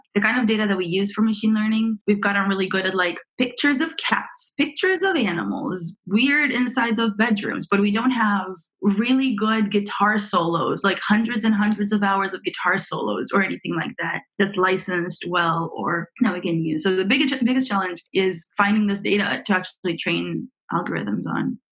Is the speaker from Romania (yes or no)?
yes; Romania; also born or lived in Montreal, Canada; now in San Francisco, United States; I am from originally from Romania, so I grew up in Romania, and then I moved with my parents to Canada